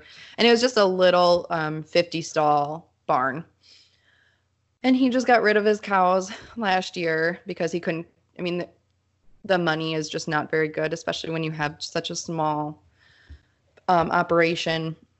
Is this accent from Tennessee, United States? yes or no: no; Mankato, Minnesota, United States; So I grew up in Mankato, which is like a 60,000 person city town.